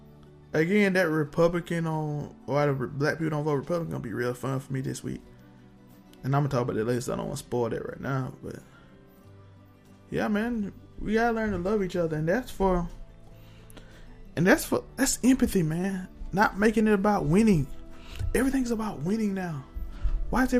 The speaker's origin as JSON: {"language": "English", "country": "United States", "said": "We're American."}